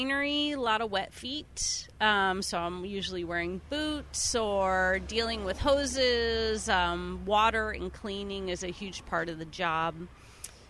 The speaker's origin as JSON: {"language": "English", "town": "Chico", "region": "California", "country": "United States", "tie": "born or raised there", "said": "I grew up in Chico"}